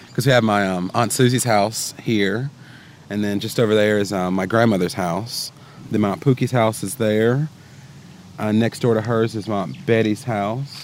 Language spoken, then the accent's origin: English; Siler City, North Carolina, United States; moved away as an adult; also born or lived in Argentina; now in Washington, D.C., United States; I was born and raised here in Siler City